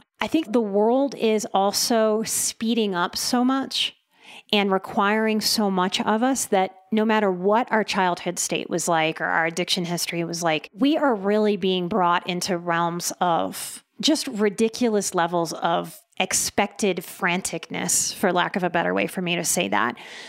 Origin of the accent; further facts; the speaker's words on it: the South, United States; But I was a pretty good girl growing up in the South too. Good Southern girl.